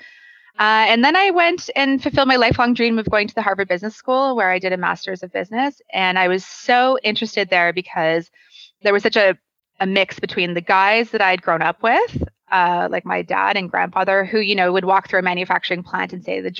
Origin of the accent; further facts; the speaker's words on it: Calgary, Alberta, Canada; now in Ontario, Canada; born and raised in Calgary